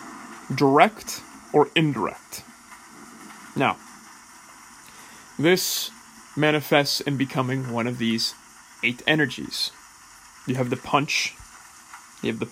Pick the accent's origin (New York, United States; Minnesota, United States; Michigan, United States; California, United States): California, United States; Bay Area; moved away as an adult; also born or lived in England; I finished growing up in England, not in the Bay Area.